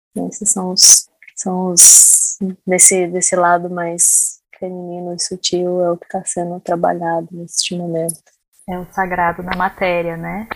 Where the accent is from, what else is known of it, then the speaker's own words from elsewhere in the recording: Jacareí, São Paulo, Brazil; also born or lived in Minas Gerais; como eu morei muito tempo em Minas, é, no interior também, sou de Jacareí